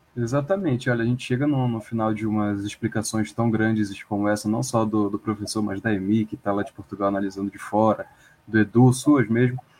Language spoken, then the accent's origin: Portuguese; Brazil; nós somos brasileiros